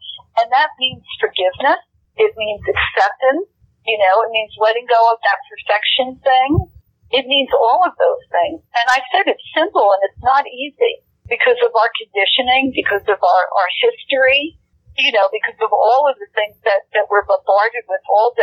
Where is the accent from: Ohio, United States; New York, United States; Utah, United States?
New York, United States; I'm a New Yorker from way back